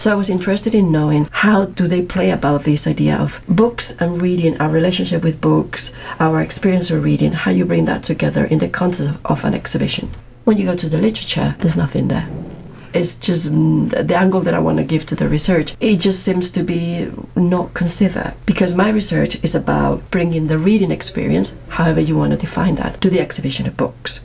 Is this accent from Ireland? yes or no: no; Madrid, Community of Madrid, Spain; English is a second language; moved away as an adult; now in Manchester, United Kingdom; I'm actually from Spain. I'm from Madrid, as you can Gathered by my accent